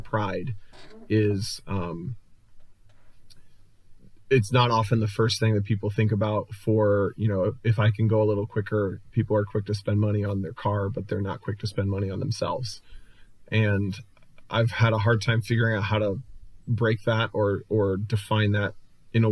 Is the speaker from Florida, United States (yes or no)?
no; Cincinnati, Ohio, United States; the region that I grew up in Cincinnati